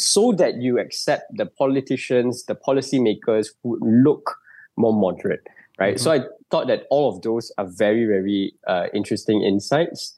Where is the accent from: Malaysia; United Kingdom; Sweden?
Malaysia; as a Malaysian